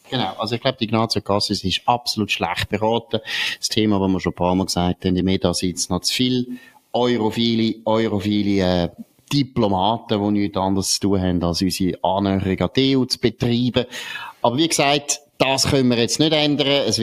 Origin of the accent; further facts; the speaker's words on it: Germany; moved away as an adult; now in Switzerland; aber ich finde, als deutsche Einwandererin muss man sich da ein bisschen zurückhalten, selbst wenn man den Schweizer Platz schon lang, lang hat.